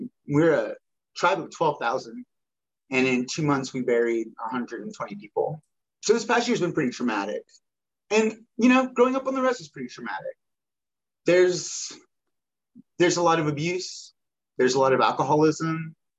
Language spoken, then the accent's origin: English; Pearl River, Mississippi, United States; moved away as an adult; now in Meridian, United States; Yeah, I was born on the Pearl River Choctaw Reservation in 1982. Yeah, in Mississippi. That's in Mississippi. In East Central Mississippi, about a four-hour drive from Bull Bonsha, which is New Orleans. I lived there till I was 22.